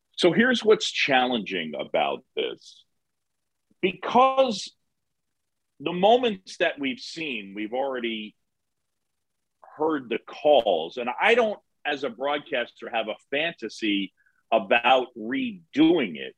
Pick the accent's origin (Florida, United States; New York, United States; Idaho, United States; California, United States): New York, United States; New York City; also born or lived in Philadelphia, Pennsylvania; I was born in Philadelphia. My parents met at Drexel. Dad's side got their hooks in me. Phillies fan. Moved to New York when I was seven. Resisted the power of the Yankees and the Mets. Um, I grew up on Roosevelt Island